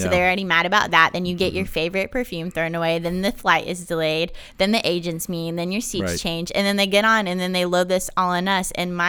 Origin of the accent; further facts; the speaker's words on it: North Carolina, United States; I'm from North Carolina, and kind of just was like, I don't know, I want to do something different.